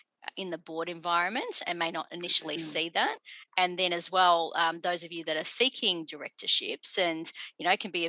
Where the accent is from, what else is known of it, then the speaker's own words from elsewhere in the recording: Dandenong, Victoria, Australia; first language English; I'm about 20 minutes away from where I grew up in Dandenong